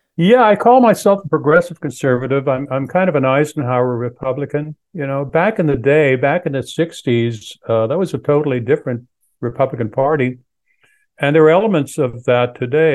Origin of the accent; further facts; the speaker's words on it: Canada; now in United States; I'm originally from Canada